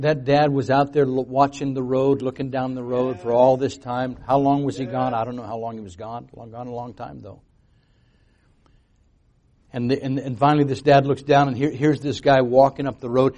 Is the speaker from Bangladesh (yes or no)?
no; United States; I was born in America, so I'd heard about Jesus.